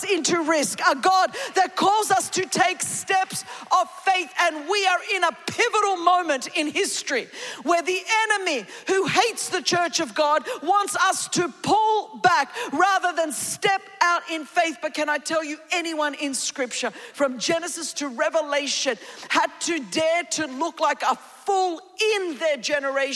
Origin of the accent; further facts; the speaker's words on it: Australia; we grew up in Australia, my home, our nation